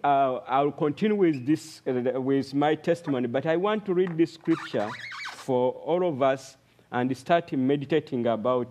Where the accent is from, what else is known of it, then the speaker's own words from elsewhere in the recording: Uganda; moved away as an adult; now in Arua, Uganda; I come from Uganda, Arua district